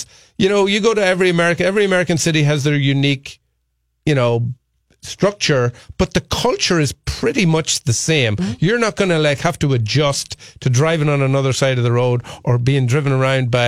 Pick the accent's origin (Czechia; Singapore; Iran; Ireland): Ireland; moved away as an adult; now in Twin Cities, United States; as an Irish person